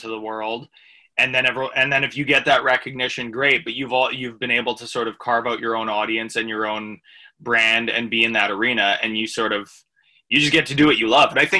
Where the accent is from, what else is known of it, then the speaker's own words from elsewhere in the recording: Canada; as a Canadian